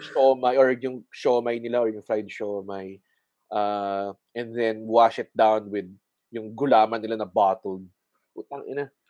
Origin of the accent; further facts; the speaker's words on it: Muntinlupa, Metro Manila, Philippines; I'm from Muntinlupa